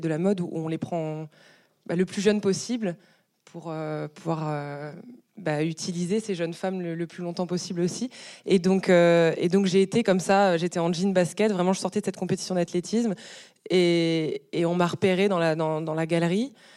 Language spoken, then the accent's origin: French; Brest, Brittany, France; je sortais d'une compétition d'athlétisme chez moi à Brest parce que j'étais déjà fondu de sport et j'allais faire mes courses avec euh, mes parents